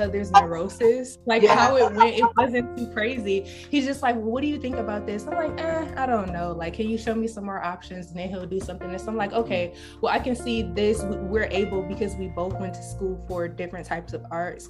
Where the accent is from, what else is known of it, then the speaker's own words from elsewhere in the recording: Detroit, Michigan, United States; now in New York, United States; I grew up in Detroit